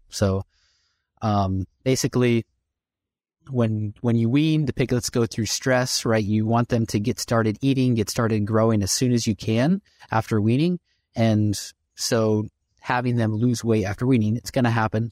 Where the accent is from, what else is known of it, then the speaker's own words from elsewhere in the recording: Illinois, United States; moved away; I grew up in Illinois